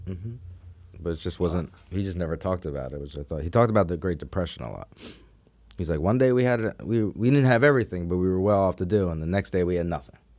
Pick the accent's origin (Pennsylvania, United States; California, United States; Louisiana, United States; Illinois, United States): Pennsylvania, United States; Philadelphia; I was born in Philadelphia. Okay. Uh, Society Hill area